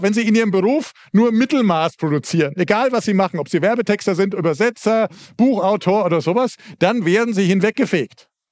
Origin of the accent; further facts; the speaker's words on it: Southern Germany, Germany; Also ich komme aus Süddeutschland, das haben Sie schon gemerkt